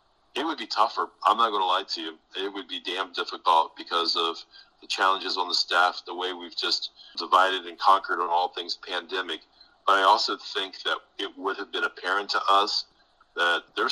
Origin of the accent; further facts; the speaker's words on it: Coshocton, Ohio, United States; moved away as an adult; now in Louisville, United States; when I was a high school student in my hometown in Coshocton, Ohio